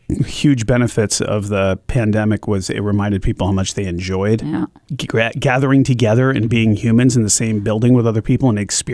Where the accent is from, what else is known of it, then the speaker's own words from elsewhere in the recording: Glastonbury, Connecticut, United States; also born or lived in upstate New York; now in Concord, United States; I grew up in Glastonbury, Connecticut, and I grew up in the 80s.